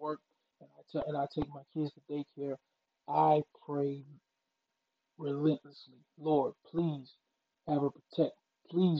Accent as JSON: {"language": "English", "region": "Mississippi", "country": "United States", "moved": "as an adult", "lives_now": "Philadelphia, United States", "said": "my home state of Mississippi"}